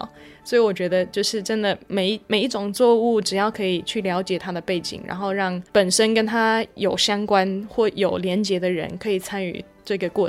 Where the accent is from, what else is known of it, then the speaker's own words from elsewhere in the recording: United States; now in Taiwan; 其实我在台湾一个礼拜吃的蔬菜的品种，可能超过我小时候在美国一年当中吃的